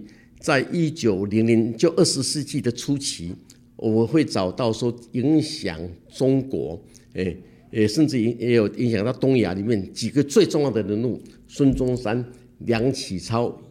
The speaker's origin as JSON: {"language": "Chinese", "country": "Taiwan", "said": "我们台湾人"}